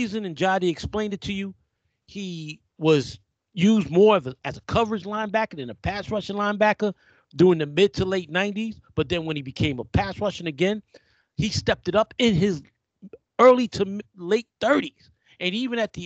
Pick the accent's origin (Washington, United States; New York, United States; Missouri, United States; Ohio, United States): New York, United States; New York City; growing up in New York